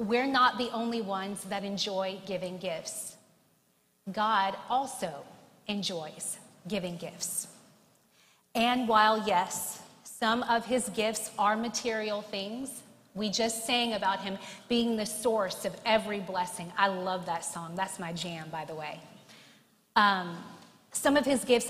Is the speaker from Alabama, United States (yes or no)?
yes; Alabama, United States; now in New York, United States; my home state of Alabama